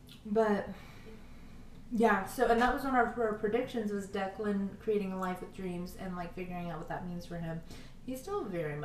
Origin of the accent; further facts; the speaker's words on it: Southern California, United States; I'm from Southern California